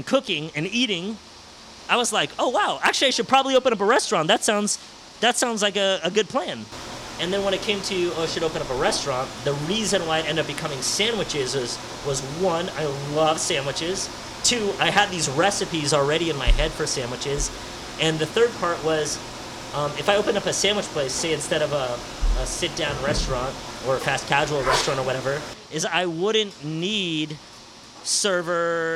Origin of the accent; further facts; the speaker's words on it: San Francisco, California, United States; I grew up in the Sunset, 37th in Noriega